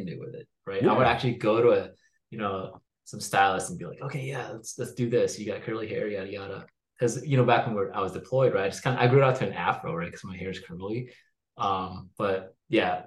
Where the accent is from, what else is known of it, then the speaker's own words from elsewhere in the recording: United States; We're American